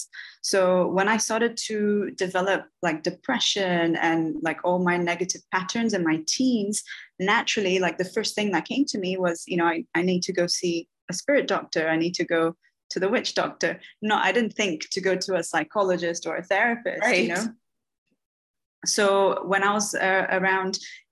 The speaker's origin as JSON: {"language": "English", "region": "Bahia", "country": "Brazil", "tie": "born or raised there", "moved": "yes", "said": "So I'm from Bahia"}